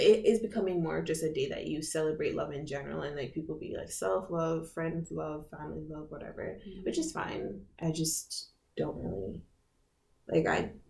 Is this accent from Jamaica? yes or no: yes; Jamaica; now in Canada; where I grew up in Jamaica